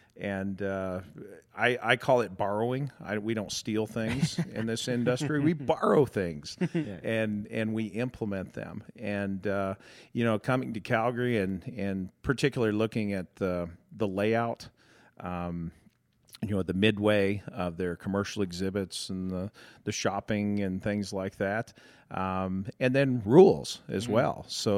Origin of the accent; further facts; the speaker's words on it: Colorado, United States; also born or lived in Michigan; Well, no. We grew up in Colorado. We actually lived in Michigan for 7 years. So we know what snow is, too.